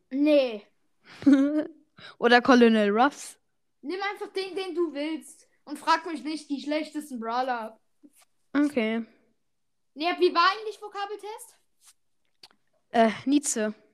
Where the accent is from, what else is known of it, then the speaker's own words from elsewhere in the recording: Switzerland; ich kenne einfach keine deutschen Parteien. Ich bin Schweizer.